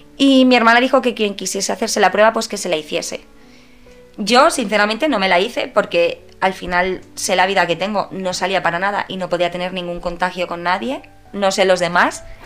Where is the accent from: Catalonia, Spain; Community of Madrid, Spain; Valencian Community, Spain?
Community of Madrid, Spain; Madrid; also born or lived in Padul, Granada; tendría pues entre 14 y 16 años como muchísimo. Y aquí en Madrid mis padres no me dejaban salir